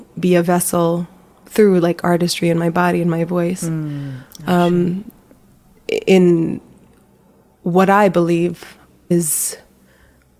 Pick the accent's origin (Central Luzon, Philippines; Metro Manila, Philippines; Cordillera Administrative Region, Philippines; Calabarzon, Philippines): Metro Manila, Philippines; Manila; now in United States; I was born in the Philippines. I grew up in Manila